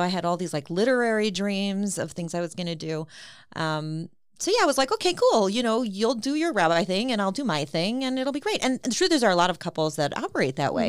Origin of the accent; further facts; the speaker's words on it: Cleveland, Ohio, United States; also born or lived in Queens, New York / Israel; I'm originally from Queens, New York, and my family moved to Cleveland when, um, my dad had passed away, my mom remarried, um, my stepfather was here in Cleveland in medical school, he had gone to Tulsi Shiva, and so I came here in second grade, and so I'm basically a Clevelander.